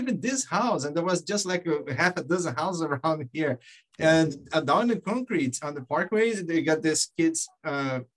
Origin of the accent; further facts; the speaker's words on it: Brazil; moved away as an adult; now in United States; I was born in Brazil. I came to US back in 2001.